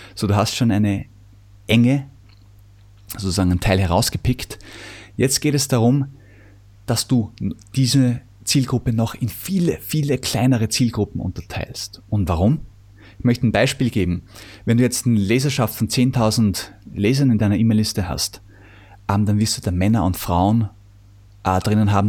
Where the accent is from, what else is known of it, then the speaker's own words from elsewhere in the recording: Vienna, Austria; ich komme übrigens aus Wien